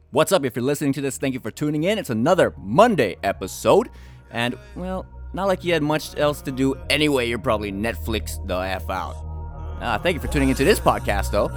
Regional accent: Hawaii, United States; growing up in Hawaii is just different

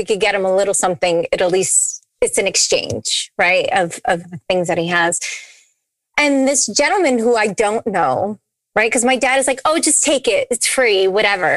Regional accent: New England, United States; also born or lived in Nashville; now in Tampa, United States; We're from New England.

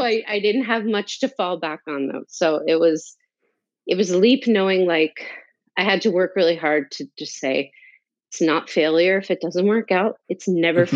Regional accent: North New Jersey, United States; moved away as an adult; also born or lived in New York City; I'm from New Jersey. I'm from North New Jersey, about 20 minutes outside of Manhattan

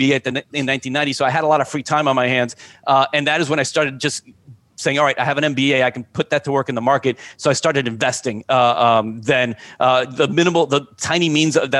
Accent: Miami, Florida, United States; also born or lived in New Jersey; I wasn't born in Miami. I was born in New Jersey, but I've been in Miami since I was five

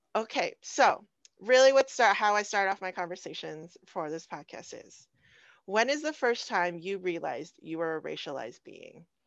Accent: Phoenix, Arizona, United States; I'm from South Phoenix.

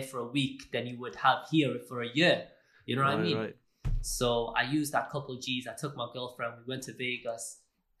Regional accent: Wales, United Kingdom; I'm from Wales. I'm Welsh, yeah? I'm a Welsh designer.

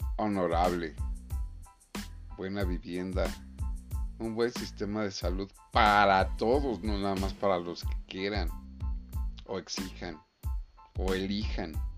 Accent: Mexico; yo como mexicano y nosotros como mexicanos

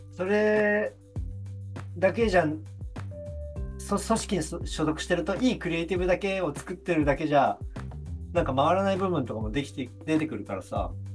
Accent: Tokyo, Japan; 多分全員東京出身じゃん

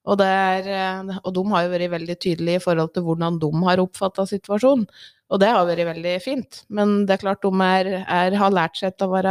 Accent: Ringsaker, Innlandet, Norway; Jeg vokste opp i Ringsaker, bodde der hele livet. Eh, og midt på 80-tallet så var det jo litt kronglete tider i Ringsaker.

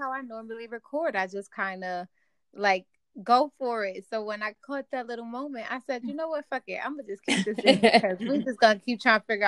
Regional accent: Bridgeport, Connecticut, United States; moved away as an adult; now in Florida, United States; my hometown, Bridgeport, our hometown.

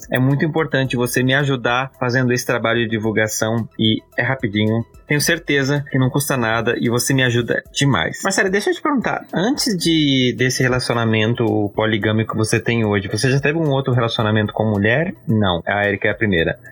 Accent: Blumenau, Santa Catarina, Brazil; eu e o Marcele, a gente é de Blumenau

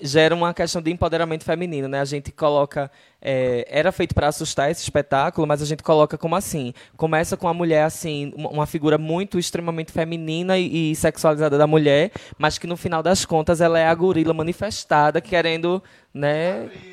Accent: Northeast Region, Brazil; de onde a gente vem, né, do Nordeste

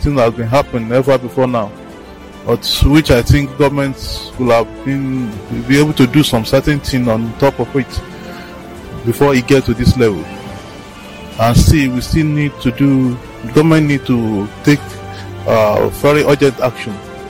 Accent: Nigeria; I feel embarrassed as a Nigerian

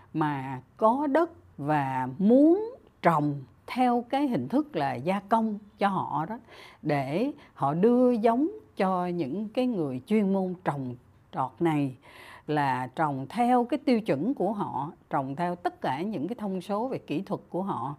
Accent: Vietnam

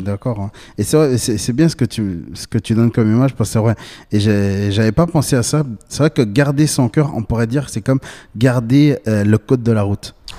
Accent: Bolivia; j'ai 27 ans, je viens de Bolivie

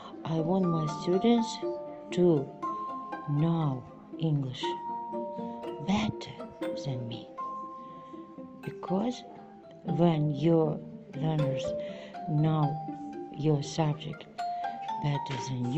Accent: Gulistan, Syrdarya Region, Uzbekistan; Good morning … I am from Sardaria region, Gulistan city, and I work at specialized boarding school number 1.

